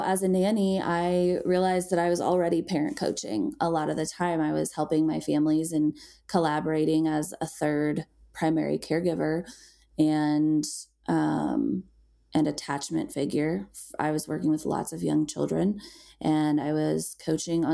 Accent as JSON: {"language": "English", "region": "Illinois", "country": "United States", "tie": "born or raised there", "moved": "as an adult", "lives_now": "Colorado, United States", "said": "I was raised in Illinois."}